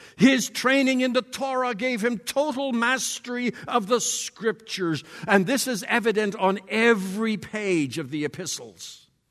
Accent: Borden, Saskatchewan, Canada; I am from Borden, Saskatchewan.

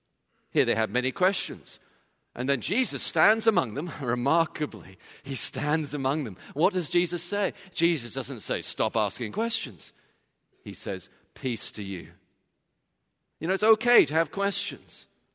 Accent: England, United Kingdom; When I was growing up, of course, I grew up in England.

